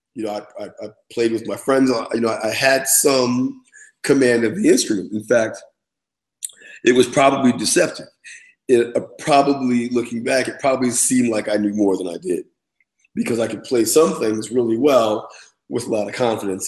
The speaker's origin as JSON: {"language": "English", "town": "Lindenhurst", "region": "New York", "country": "United States", "tie": "born or raised there", "said": "I grew up on Long Island in a little town called Lindenhurst, which is a suburb about an hour outside of New York City"}